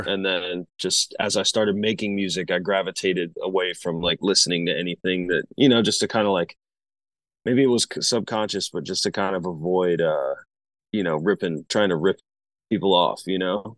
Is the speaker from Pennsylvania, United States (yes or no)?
no; Asheville, North Carolina, United States; moved away; I'm from Asheville, North Carolina originally, so I grew up around, like, a lot of that hillbilly bluegrass type stuff